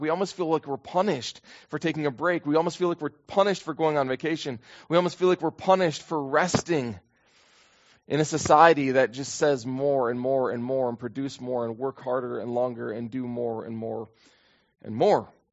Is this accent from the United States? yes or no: yes; United States; for me as an American